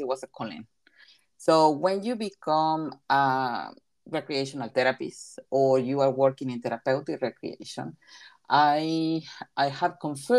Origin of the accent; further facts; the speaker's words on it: Coatzacoalcos, Veracruz, Mexico; first language Spanish; English is a second language; moved away as an adult; also born or lived in Toronto, Canada; now in New Zealand; Well, I am originally from Mexico. I was born in Coatzacoalcos, so that's in the south of Mexico, and I have been in New Zealand since 2007.